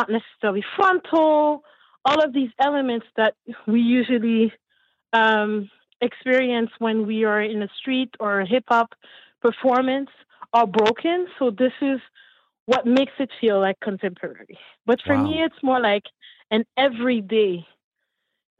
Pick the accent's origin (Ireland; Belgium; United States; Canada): Canada; Montreal, Quebec; also born or lived in Haiti; I'm from Montreal, raised in Montreal, originally from Haiti